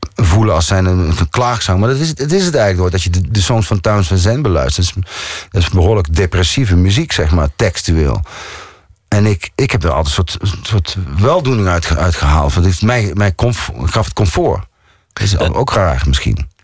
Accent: North Brabant, Netherlands; accent: zachte G; moved away as an adult; now in Amsterdam, Netherlands; ik ben wel Brabander. Ik kom daar vandaan.

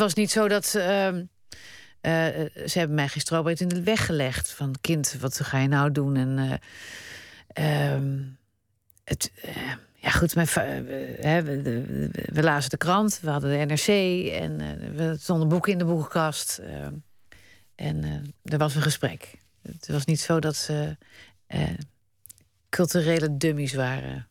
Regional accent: Netherlands; also born or lived in Spain; dit is waar ik geboren ben en dit is waar ik woon.

